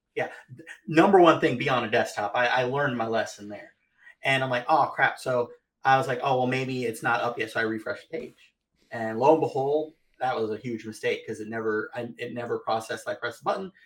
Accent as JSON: {"language": "English", "region": "Florida", "country": "United States", "said": "I'm from Florida"}